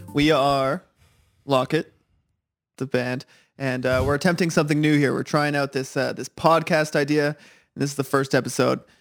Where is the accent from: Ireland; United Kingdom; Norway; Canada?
Canada; Ottawa, Ontario; I'm from Ottawa, I live there.